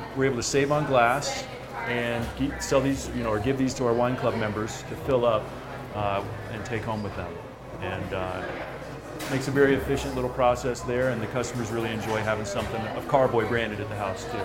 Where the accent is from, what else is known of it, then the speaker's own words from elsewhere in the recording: near Orlando, Central Florida, United States; also born or lived in Willamette Valley, Oregon; now in Colorado, United States; originally Florida